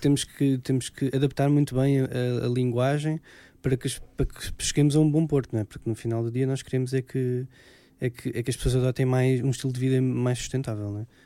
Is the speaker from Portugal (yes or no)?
yes; Alentejo, Portugal; eu sou alentejano